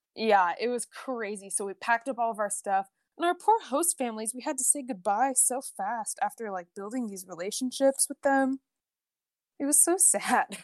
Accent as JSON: {"language": "English", "region": "Oregon", "country": "United States", "tie": "born or raised there", "said": "I grew up in Oregon my whole life"}